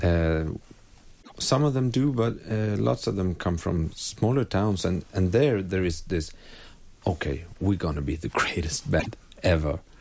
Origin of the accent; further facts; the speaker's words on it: Umeå, Västerbotten County, Sweden; we came from Umeå, a time, a town uh, far up north in Sweden